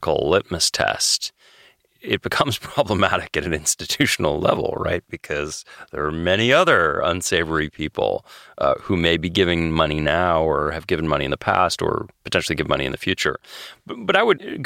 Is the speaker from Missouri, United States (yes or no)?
no; Boston, Massachusetts, United States; moved away; also born or lived in New York / Washington, D.C. / London; I grew up in Boston